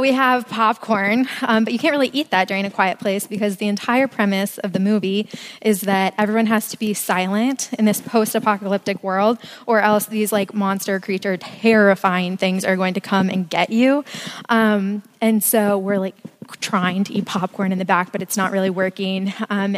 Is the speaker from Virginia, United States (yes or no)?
yes; Hanover County, outside of Richmond, Virginia, United States; moved away as an adult; now in Charlottesville, United States; I am from outside of Richmond. I'll claim Richmond if you're not from Richmond. If you are from there, I'm from Hanover County, so a little bit more out in the sticks. My mom and sister are still there